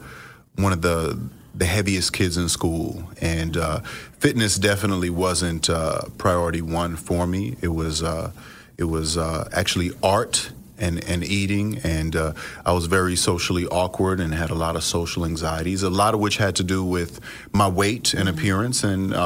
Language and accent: English; New York, United States; growing up in New York, it wasn't necessarily the coolest thing